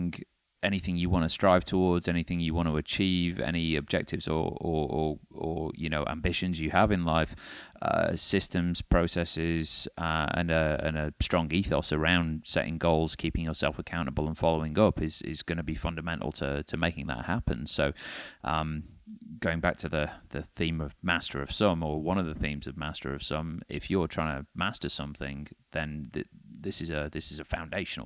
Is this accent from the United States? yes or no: no; the north of England, United Kingdom; cheap Northern Englishman